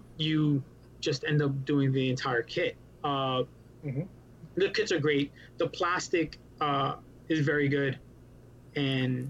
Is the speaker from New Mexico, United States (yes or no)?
no; New York City, New York, United States; moved away as an adult; also born or lived in Puerto Rico (ancestry); now in Florida, United States; I am from New York City. So we were the epicenter for COVID. We decided we didn't like that, so we kicked it to Florida